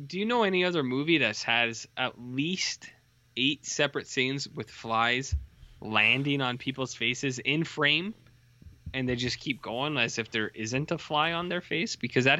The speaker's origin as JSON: {"language": "English", "country": "Canada", "said": "because I'm Canadian, so I'm allowed."}